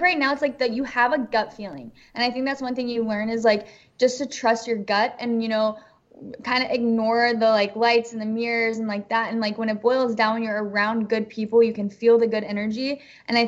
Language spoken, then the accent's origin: English; Texas, United States; now in Los Angeles, United States; I'm a Southern girl from Texas.